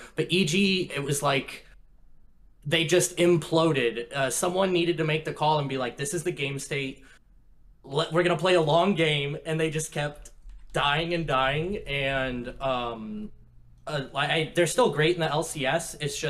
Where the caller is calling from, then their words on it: Portland, Oregon, United States; Portland, Oregon.